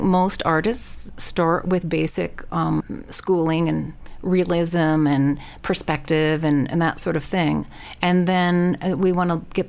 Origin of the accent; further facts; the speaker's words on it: Canada; moved away as an adult; now in Sun Valley, United States; It was moving 2,300 miles east to west, Canada to the U.S., Pacific Northwest Mountains. I'm from the Great Lakes area.